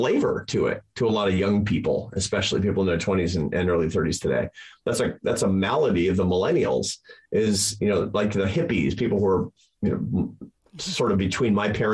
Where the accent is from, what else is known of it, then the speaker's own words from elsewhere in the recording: United States; I'm an American